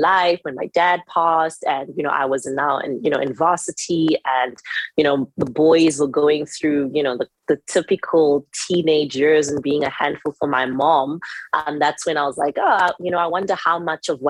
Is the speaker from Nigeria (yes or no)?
no; South Africa; also born or lived in Zimbabwe; I'm Zimbabwean South African, but born here, raised here, went to school here